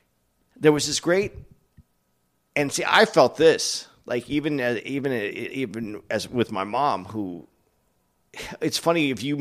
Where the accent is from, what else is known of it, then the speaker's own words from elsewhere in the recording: Arizona, United States; I grew up in Arizona, which is a little different than growing up in L.A.